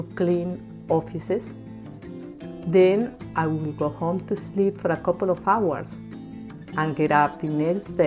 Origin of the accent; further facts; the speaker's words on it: Bogota, Bogotá Capital District, Colombia; moved away as an adult; now in United States; I was born and raised in Bogota, Colombia.